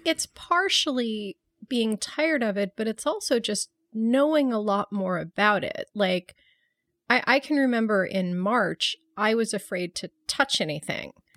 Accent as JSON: {"language": "English", "town": "Buffalo", "region": "New York", "country": "United States", "tie": "born or raised there", "said": "growing up in Buffalo, when it was freezing cold every Halloween"}